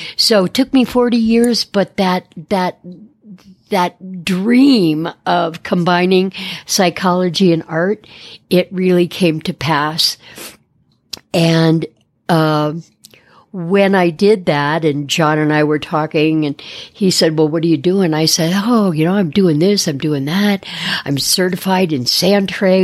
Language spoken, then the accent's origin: English; Detroit, Michigan, United States; moved away; also born or lived in Phoenix, Arizona; born and raised in Detroit and moved out west in the late seventies